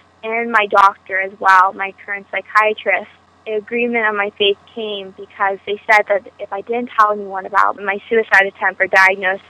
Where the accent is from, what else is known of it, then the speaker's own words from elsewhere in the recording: Los Altos, California, United States; I am from Los Altos, California